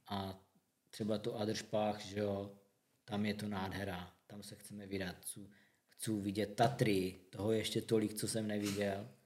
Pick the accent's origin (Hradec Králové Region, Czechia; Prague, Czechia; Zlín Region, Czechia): Zlín Region, Czechia; Zlín; u nás ve Zlíně